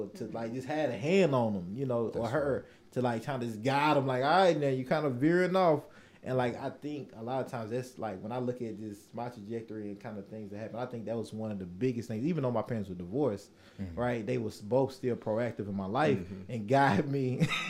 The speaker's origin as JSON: {"language": "English", "town": "Nashville", "region": "Tennessee", "country": "United States", "tie": "born or raised there", "said": "growing up in North Nashville"}